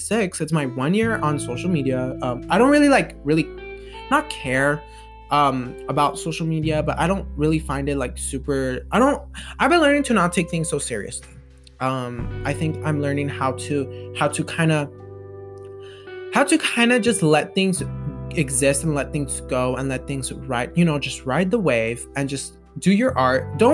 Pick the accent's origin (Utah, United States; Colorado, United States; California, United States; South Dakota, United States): Colorado, United States; I don't need to leave Colorado, my hometown